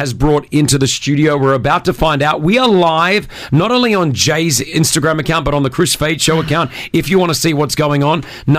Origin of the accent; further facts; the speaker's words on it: Australia; now in United Arab Emirates; I'm Australian, mate.